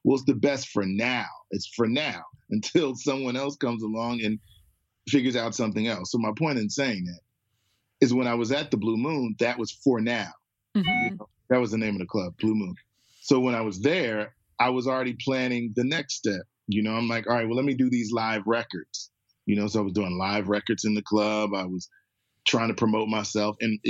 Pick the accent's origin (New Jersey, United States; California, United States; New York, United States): New Jersey, United States; Trenton; if you call some of my friends that I grew up with in Trenton, they all would say, I remember you banging on the piano.